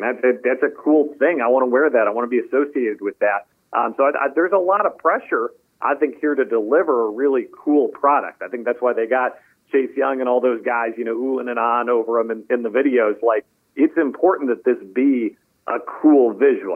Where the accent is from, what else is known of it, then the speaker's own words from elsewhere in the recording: Wichita, Kansas, United States; now in Richmond, United States; I am from Wichita, Kansas.